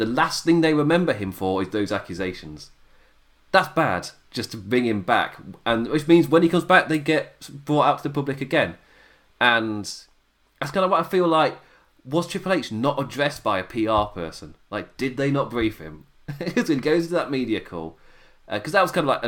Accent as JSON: {"language": "English", "region": "England", "country": "United Kingdom", "said": "an Englishman"}